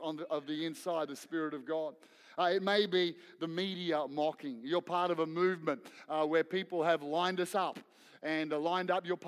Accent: Victoria, Australia; moved away; also born or lived in Queensland; I grew up in Victoria playing AFL footy. I moved to Queensland, played league. I went back to Victoria, played AFL footy.

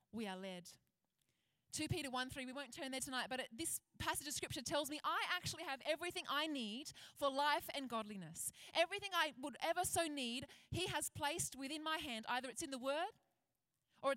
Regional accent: Penrith, New South Wales, Australia; When I was a kid, I grew up out west. I grew up in Penrith

